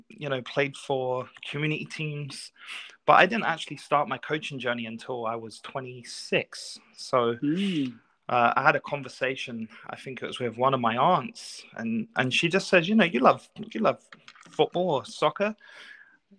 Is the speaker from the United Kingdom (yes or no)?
yes; London, United Kingdom; now in Canada; I grew up in North London. So I grew up in Tottenham